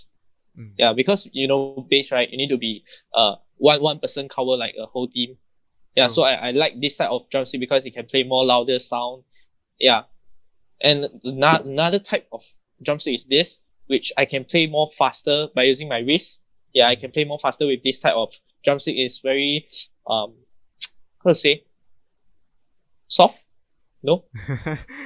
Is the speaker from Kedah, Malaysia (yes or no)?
no; Terengganu, Malaysia; I'm from Terengganu, my hometown is Terengganu, so I know this food